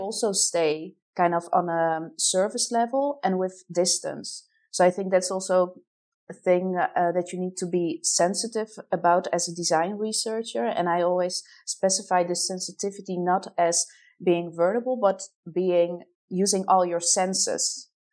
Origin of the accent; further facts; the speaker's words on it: Poland; moved away as an adult; also born or lived in Netherlands; now in Amsterdam, Netherlands; originated huh? from Poland